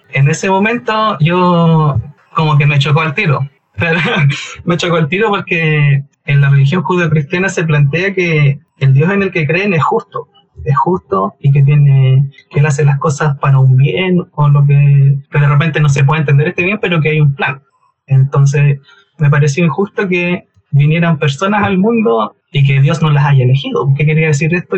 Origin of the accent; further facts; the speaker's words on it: Concepción, Biobío, Chile; soy de Conce y me desempeño laboralmente